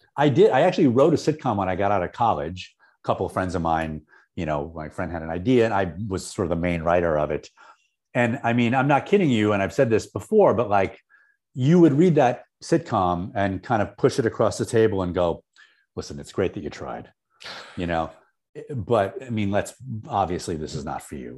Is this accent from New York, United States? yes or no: yes; Syracuse, New York, United States; moved away as an adult; I grew up in Syracuse